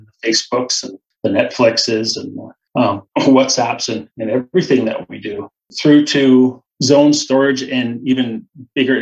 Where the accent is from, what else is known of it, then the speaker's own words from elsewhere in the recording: Midwest, United States; now in Minneapolis, United States; I'm from the Midwest, and my home currently is in Minneapolis